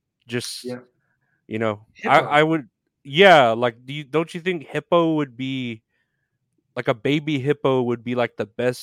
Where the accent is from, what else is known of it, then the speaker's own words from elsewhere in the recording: San Antonio, Texas, United States; I'm from Texas